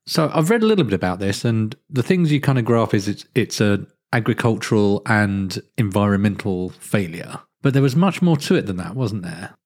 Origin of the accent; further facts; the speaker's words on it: United Kingdom; speaking as a British person